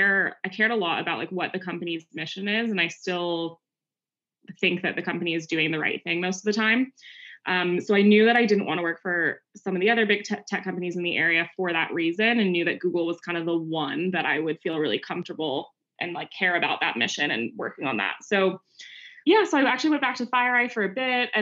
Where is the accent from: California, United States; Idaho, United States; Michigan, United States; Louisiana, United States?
California, United States; Bay Area; born and raised in the Bay Area. So kind of grew up in it